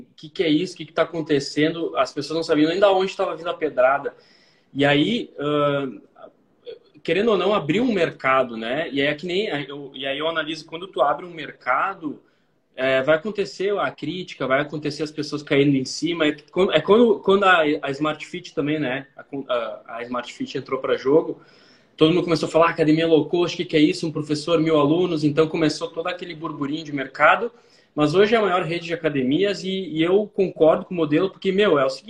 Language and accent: Portuguese; Porto Alegre, Rio Grande do Sul, Brazil; Não, sou de Porto Alegre.